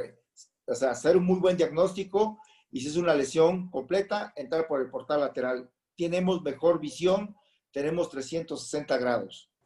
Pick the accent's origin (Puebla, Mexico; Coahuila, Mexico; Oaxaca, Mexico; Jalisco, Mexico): Oaxaca, Mexico; Puerto Escondido; moved away as an adult; now in Mexico City, Mexico; soy nacido en la Ciudad de México y a la edad de nueve años nos fuimos a radicar a Puerto Escondido, Oaxaca